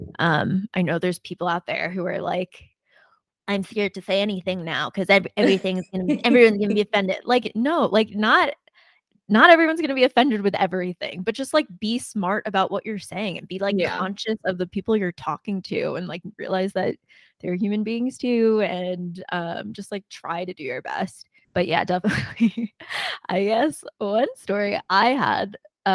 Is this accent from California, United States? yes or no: no; New Jersey, United States; moved away; also born or lived in New York City; I grew up in New Jersey and like, not saying anything bad about South Jersey, but like in a more diverse part of New Jersey